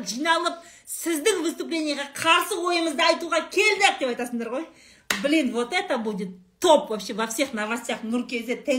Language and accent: Kazakh; Saryagash, Turkistan Region, Kazakhstan; moved away; also born or lived in Shardara; сарыағаш сарыағаш туған жерім ғой